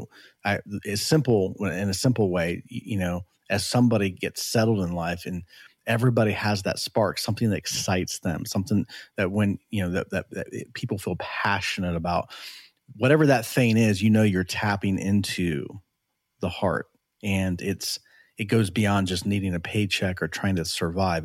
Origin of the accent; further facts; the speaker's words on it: United States; I was born here